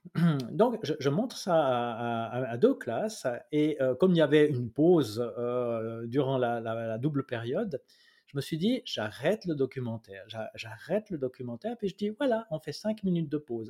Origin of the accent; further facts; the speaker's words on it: Switzerland; Chez nous, en Suisse